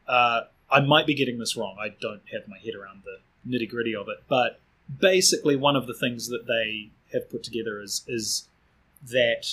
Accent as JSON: {"language": "English", "region": "Auckland", "country": "New Zealand", "tie": "born or raised there", "accent": "Kiwi", "moved": "as an adult", "lives_now": "Wellington, New Zealand", "said": "I grew up in Glenfield, which is deep in the bowels of the North Shore"}